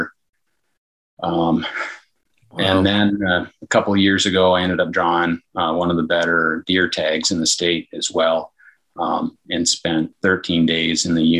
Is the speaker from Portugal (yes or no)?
no; Northern Michigan, United States; growing up in Northern Michigan, we had a very traditional deer camp